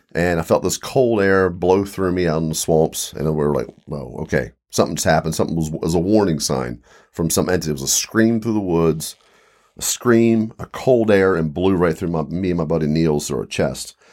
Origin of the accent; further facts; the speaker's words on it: Eastern Shore, Maryland, Virginia, Mid-Atlantic, United States; I grew up in Mid-Atlantic, Eastern Shore, Maryland, Virginia.